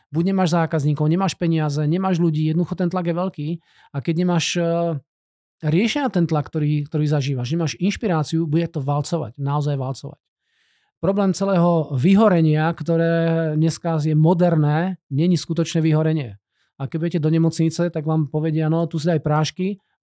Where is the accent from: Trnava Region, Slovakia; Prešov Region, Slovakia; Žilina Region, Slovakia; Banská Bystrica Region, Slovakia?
Banská Bystrica Region, Slovakia; Banská Bystrica; also born or lived in Brno; now in Czechia; ja som rodinný Brňák, aj keď hovorím slovenské, ale fakt som rodinný Brňák. Vyrastol som v Banskej Bystrici.